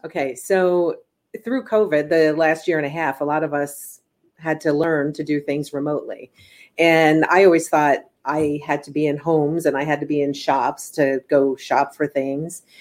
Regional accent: East Coast, United States; now in California, United States; I'm originally from the East Coast, so I just remember most homes like my mom's or my aunt's or my cousin's

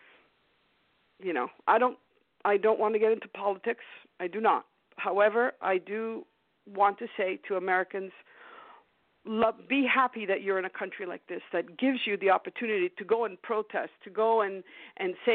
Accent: Canada; moved away; I was born in Canada

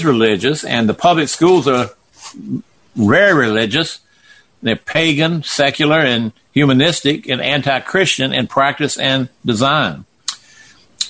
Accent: the South, United States; I'm from the South.

